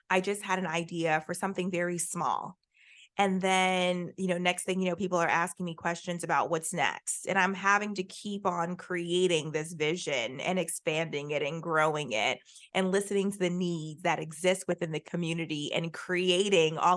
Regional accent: Jacksonville, Florida, United States; I went right here to University of Central Florida. I came from Jacksonville.

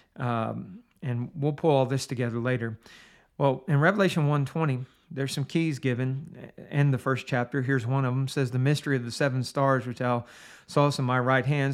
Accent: Steubenville, Ohio, United States; I grew up in Steubenville, Ohio

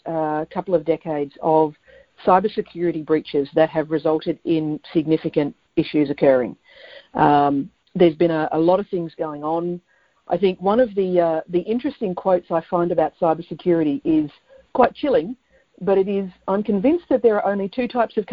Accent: Australia; also born or lived in Melbourne, Victoria; I'm in Melbourne, Australia

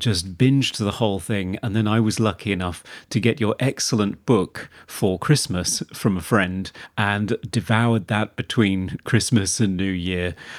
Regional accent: United Kingdom; We're British.

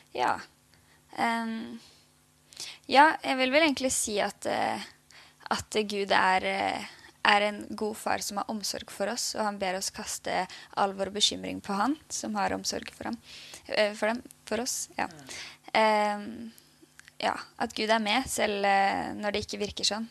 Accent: Oslo, Norway; moved away as an adult; now in Bergen, Norway; Vi er jo begge fra Oslo

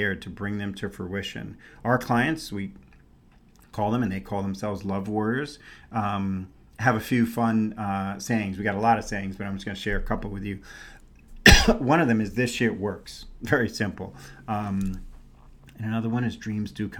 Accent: New York City, New York, United States; born or raised there; also born or lived in San Francisco Bay Area, California; now in Scottsdale, United States

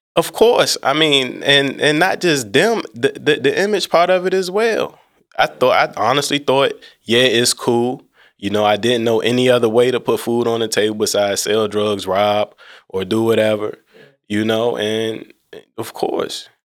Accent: Alexandria, Virginia, United States; I'm from Alexandria, Virginia.

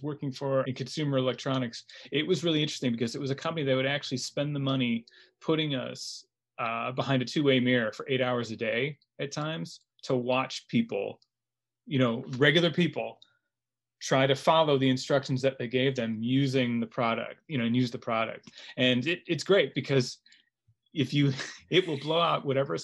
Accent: United States; also born or lived in Los Angeles / Chicago / Istanbul; as an American

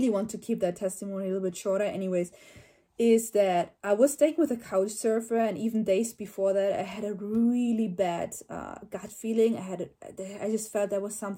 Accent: Germany; I'm from Germany

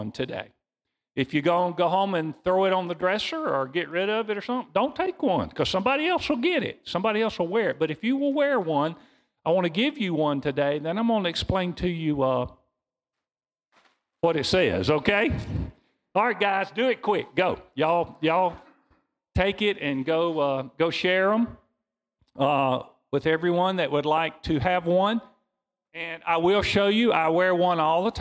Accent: Mississippi, United States; We're from Mississippi

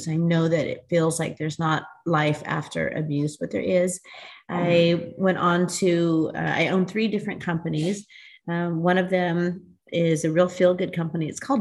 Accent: United States; also born or lived in Newport Beach, California; I am an American-born Latina American Indian, and I reside in Newport Beach, California with my husband of 30 years.

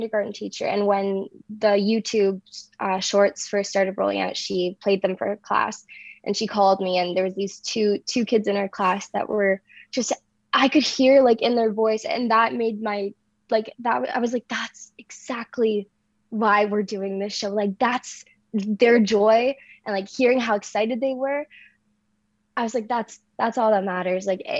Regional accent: Lindsay, Ontario, Canada; from Lindsay, Ontario

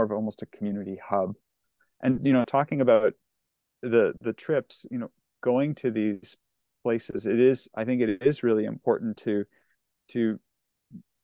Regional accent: Lower Mainland, British Columbia, Canada; grew up in the Lower Mainland

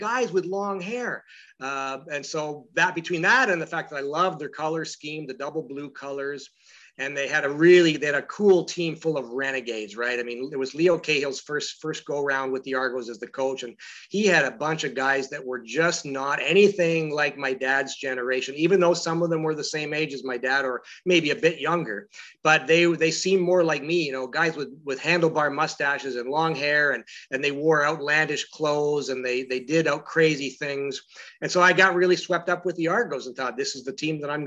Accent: London, Ontario, Canada; moved away; also born or lived in Edmonton / Toronto; I grew up in London, Ontario

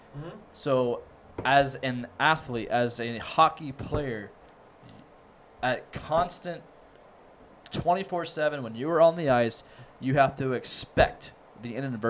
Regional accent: Lancaster, Ohio, United States; I grew up in Lancaster, Ohio

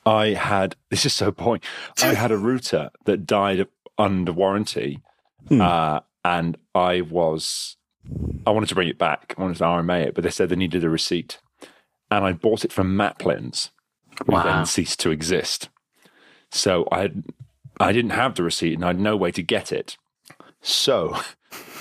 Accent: England, United Kingdom; now in Portugal; I've been living in Portugal for too long, but I'm English

